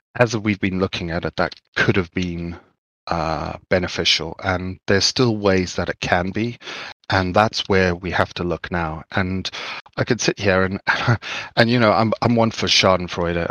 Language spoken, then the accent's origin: English; Zimbabwe; I grew up in Zimbabwe